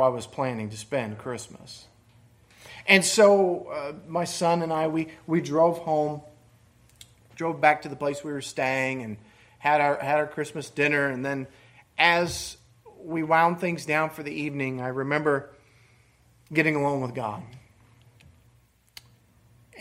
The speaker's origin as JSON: {"language": "English", "region": "Michigan", "country": "United States", "tie": "born or raised there", "moved": "yes", "said": "I grew up in Michigan"}